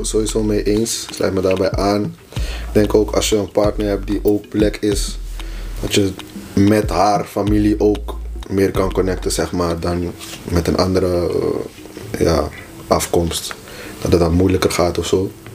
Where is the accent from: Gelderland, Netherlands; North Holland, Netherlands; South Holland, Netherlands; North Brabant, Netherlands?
North Holland, Netherlands; Haarlem; de plek waar ik vandaan kom, waren geen black girls